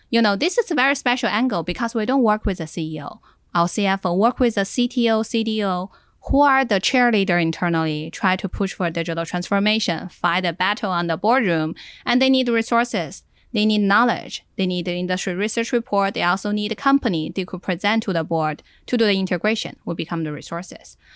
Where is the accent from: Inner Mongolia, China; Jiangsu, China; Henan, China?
Inner Mongolia, China; now in Silicon Valley, United States; I was from Inner Mongolia and in Silicon Valley